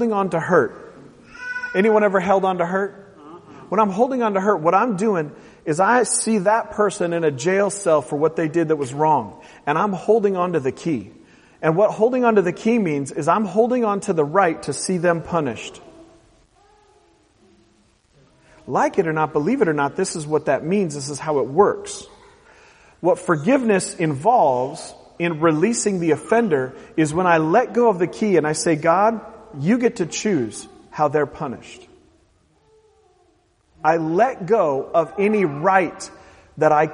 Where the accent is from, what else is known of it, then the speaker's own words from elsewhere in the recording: Portland, Oregon, United States; the people that I grew up with in Portland, Oregon